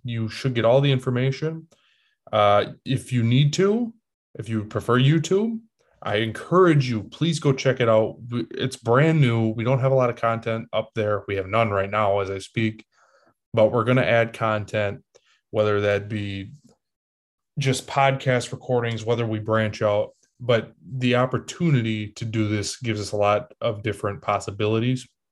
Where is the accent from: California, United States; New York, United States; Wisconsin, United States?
Wisconsin, United States; Green Bay; I'm from Green Bay.